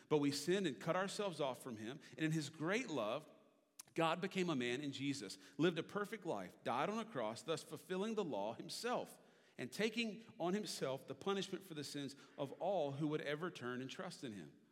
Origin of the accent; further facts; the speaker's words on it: Richmond, Virginia, United States; I grew up in Richmond, Virginia